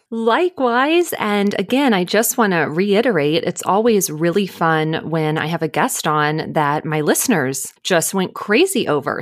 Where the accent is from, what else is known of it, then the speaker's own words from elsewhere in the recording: Dallas, Texas, United States; now in Los Angeles, United States; I am originally from Dallas